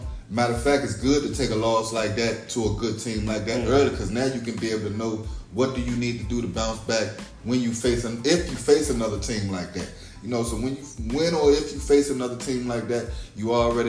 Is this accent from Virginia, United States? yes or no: yes; Essex County, Virginia, United States; And I'm from Essex County